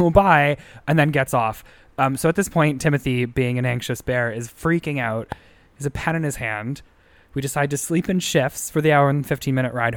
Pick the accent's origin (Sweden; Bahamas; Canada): Canada; Sudbury, Ontario; I'm from Sudbury, Ontario